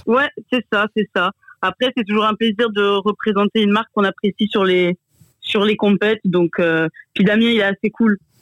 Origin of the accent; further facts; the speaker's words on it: Mâcon, Bourgogne-Franche-Comté, France; also born or lived in Lyon; now in Bordeaux, France; je suis de Macon